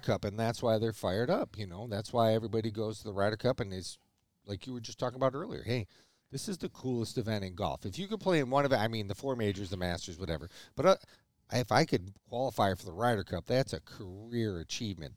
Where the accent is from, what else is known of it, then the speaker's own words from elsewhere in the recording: United States; I'm an American, American